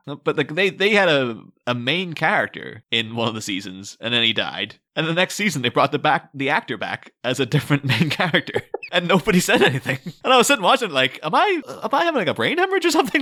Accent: Ireland; moved away; I'm coming from Ireland

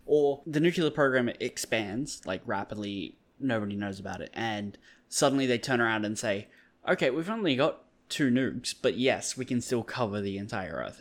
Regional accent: Australia; I'm an Australian

